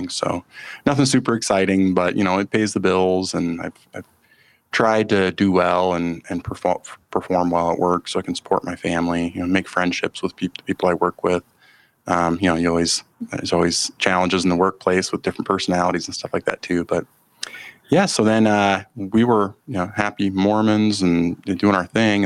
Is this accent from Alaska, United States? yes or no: yes; Eagle River, Alaska, United States; I grew up up in Alaska, a small town in Alaska, just outside of Anchorage, Eagle River, it's called